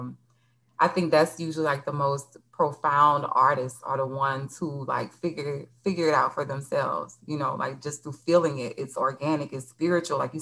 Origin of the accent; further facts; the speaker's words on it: Louisiana, United States; moved away as an adult; also born or lived in Los Angeles; I'm from Louisiana